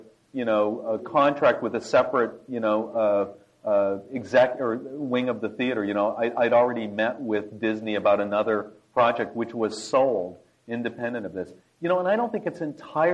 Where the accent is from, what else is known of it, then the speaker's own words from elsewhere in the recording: Ontario, Canada; moved away as an adult; also born or lived in La Jolla, California; I grew up in Canada, where we have something called the National Film Board